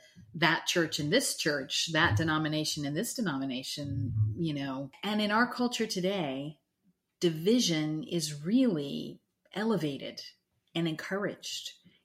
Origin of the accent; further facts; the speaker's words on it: the South, United States; Well, when my husband and I'm from the South and he's, when we got married, I said we were having barbecue